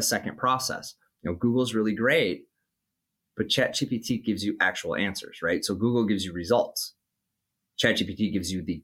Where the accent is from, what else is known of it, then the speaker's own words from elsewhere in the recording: Minnesota, United States; in my home state of Minnesota